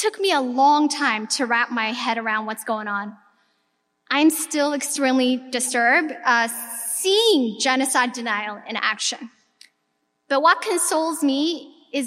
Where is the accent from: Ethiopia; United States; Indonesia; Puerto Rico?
Ethiopia; moved away; I was born and raised in Ethiopia. I'm of Eritrean descent